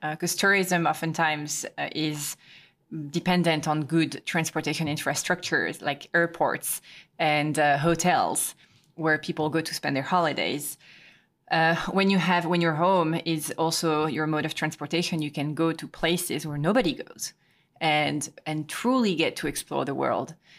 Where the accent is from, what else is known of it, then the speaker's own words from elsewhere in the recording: Quimper, Brittany, France; moved away; my hometown, Quimper